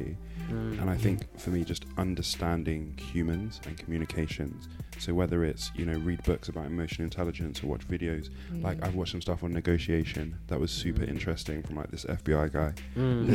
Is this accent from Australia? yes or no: no; Nigeria; a Nigerian man